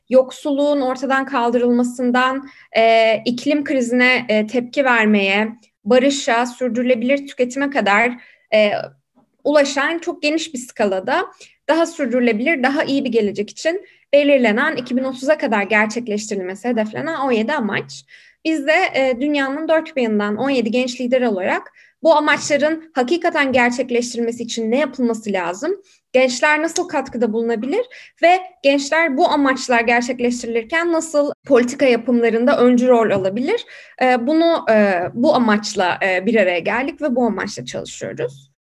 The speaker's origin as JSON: {"language": "Turkish", "country": "Turkey", "said": "Biri e, Pekin artı 25 küresel gençlik görev gücüne e, üye olan e, tek e, Türk'üm."}